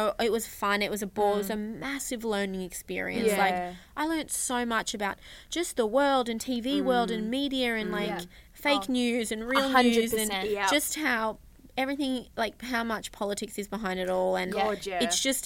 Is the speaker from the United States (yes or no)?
no; Albury, New South Wales, Australia; first language Greek; English is a second language; I lived in Albury Wodonga